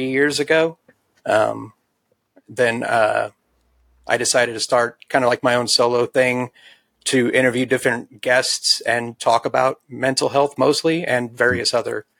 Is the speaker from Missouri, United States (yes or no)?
yes; St. Louis, Missouri, United States; moved away as an adult; I came from St. Louis, Missouri, born, raised in the city